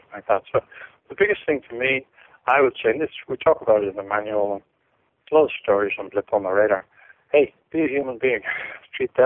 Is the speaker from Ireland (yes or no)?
yes; Ireland; being Irish